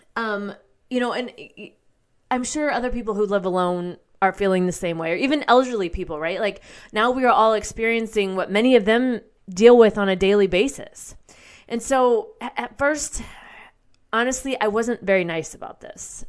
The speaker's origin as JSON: {"language": "English", "country": "United States", "also_born_or_lived": "Nashville, Tennessee", "said": "as American people"}